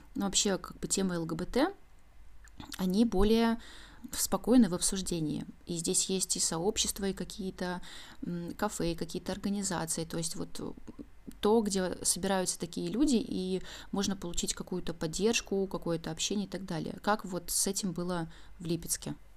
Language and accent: Russian; Belarus; now in Saint Petersburg, Russia; Я сама из Беларуси